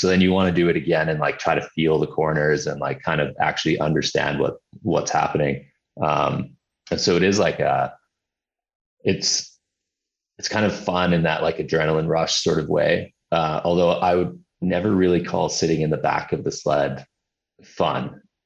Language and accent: English; Hawaii, United States; moved away; also born or lived in Summerland, Canada / Vancouver, Canada; growing up in Hawaii and then, you know, I had winters in Summerland and Vancouver